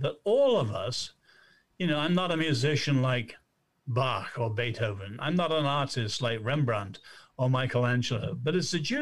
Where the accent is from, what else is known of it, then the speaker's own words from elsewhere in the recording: China; moved away; also born or lived in Nanjing, China; I was born in China